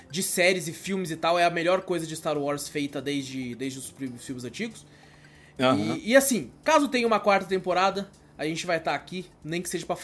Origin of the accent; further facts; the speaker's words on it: São Mateus do Sul, Paraná, Brazil; sou de São Mateus do Sul, Paraná, cidade pequena de interior na divisa do Paraná com Santa Catarina.